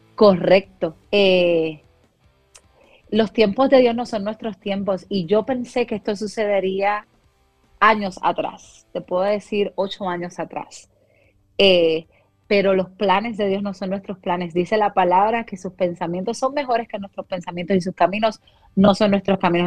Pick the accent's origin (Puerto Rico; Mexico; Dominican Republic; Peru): Puerto Rico; moved away as an adult; now in Dallas, United States; salí de Puerto Rico luego del huracán María